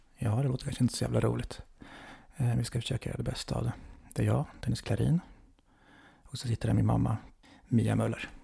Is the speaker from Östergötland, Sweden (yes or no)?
yes; Motala, Östergötland, Sweden; Där jag är uppvuxen. I Motala